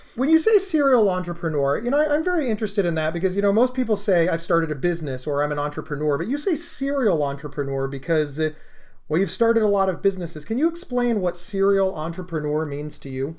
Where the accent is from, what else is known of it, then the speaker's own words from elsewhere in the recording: Columbus, Ohio, United States; I'm from Columbus, Ohio